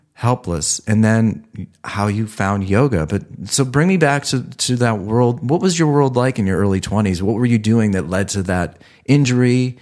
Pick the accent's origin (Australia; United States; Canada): United States; Ohio; moved away; I'm from Ohio